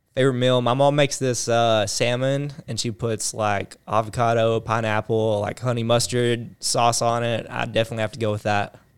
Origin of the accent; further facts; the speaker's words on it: the South, United States; accent: southern; the southern accent